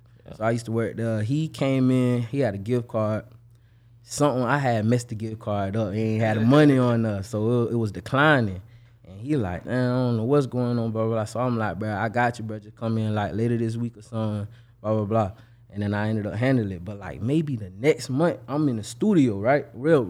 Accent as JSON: {"language": "English", "town": "Buffalo", "region": "New York", "country": "United States", "tie": "born there", "also_born_or_lived": "Kentucky", "said": "I'm not from Jacksonville. Okay. I was born in Buffalo, New York. But then from there, I moved to Kentucky."}